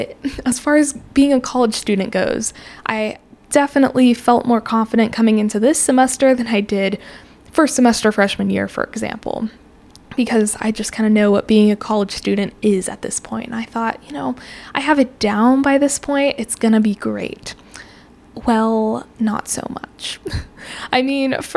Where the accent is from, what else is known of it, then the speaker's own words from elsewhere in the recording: Colorado, United States; moved away as an adult; now in Texas, United States; I'm from Colorado originally